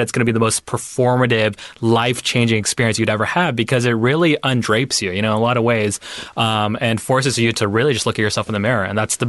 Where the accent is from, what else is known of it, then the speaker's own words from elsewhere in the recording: Pakistan; I am your Pakistani friend now.